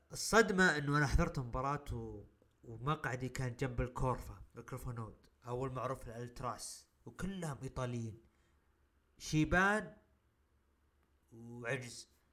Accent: Saudi Arabia; عندنا بالسعوديه

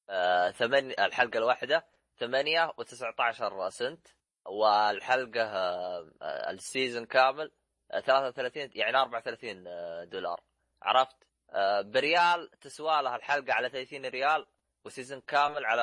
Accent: Saudi Arabia; احنا سعوديين احنا

